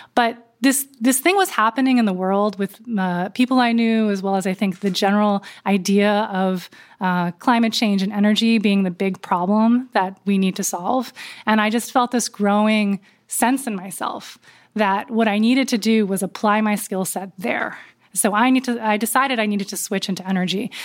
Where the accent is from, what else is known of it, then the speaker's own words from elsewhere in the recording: Berkeley Heights, New Jersey, United States; I moved from Berkeley to Berkeley Heights, New Jersey. Um, grew up in suburbia